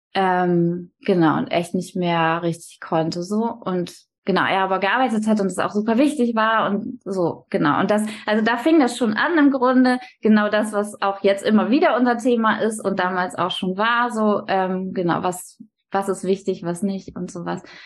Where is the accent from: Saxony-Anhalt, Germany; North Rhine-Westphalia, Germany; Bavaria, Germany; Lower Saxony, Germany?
Lower Saxony, Germany; Stade district; now in Hamburg, Germany; ich komme aus dem Landkreis Stade